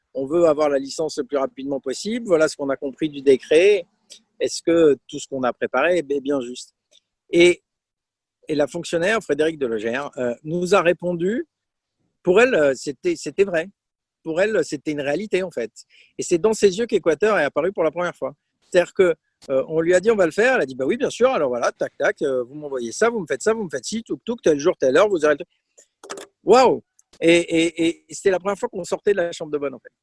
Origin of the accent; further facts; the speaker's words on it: Aix-en-Provence, Provence-Alpes-Côte d'Azur, France; moved away as an adult; also born or lived in Brest / Poland / Italy / Burgundy; je suis originaire d'Aix-en-Provence